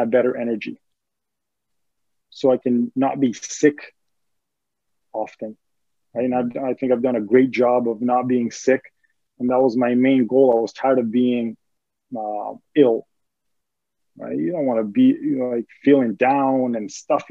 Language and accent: English; Greece; moved away; growing up in Greece, we were very poor.